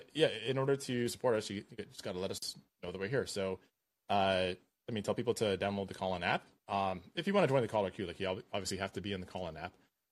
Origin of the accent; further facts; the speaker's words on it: Canada; I'm a Canadian